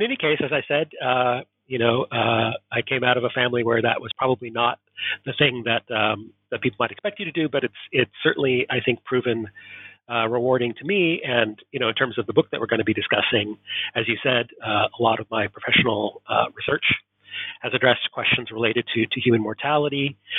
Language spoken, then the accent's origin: English; Portland, Oregon, United States; also born or lived in East Coast / Southern California; So as my accent betrays, I am not Scottish. I was born and raised in Portland, Oregon in the United States. But subsequent to my adolescence in Oregon, I lived in several regions of the U.S.